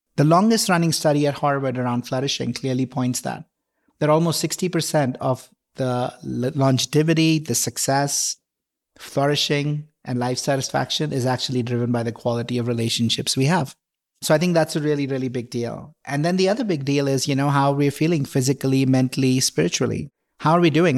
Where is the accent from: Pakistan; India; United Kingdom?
India; moved away as an adult; also born or lived in Mumbai, India; now in Boulder, United States; I grew up in India, grew up in a middle class family